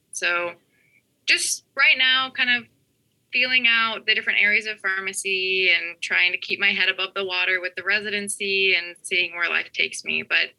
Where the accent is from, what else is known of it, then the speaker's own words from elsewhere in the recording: Illinois, United States; now in Norfolk, United States; I'm actually from Southern Illinois near St. Louis. And so now I'm a PGY1 resident at a large academic health center in Norfolk, Virginia.